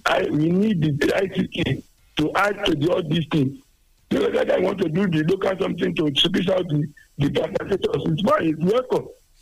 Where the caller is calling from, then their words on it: Nigeria; I'm calling from Miracle in Nedomore.